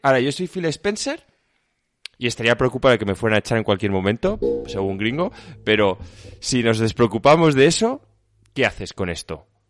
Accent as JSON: {"language": "Spanish", "town": "Seville", "region": "Andalusia", "country": "Spain", "tie": "born or raised there", "moved": "yes", "lives_now": "Madrid, Spain", "said": "Nací en, Sevilla, pero mi sangre es alicantina"}